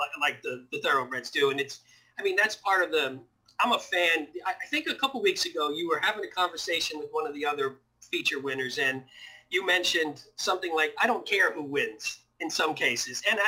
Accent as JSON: {"language": "English", "region": "North New Jersey", "country": "United States", "tie": "born or raised there", "said": "I grew up in North Jersey. So I grew up in North New Jersey"}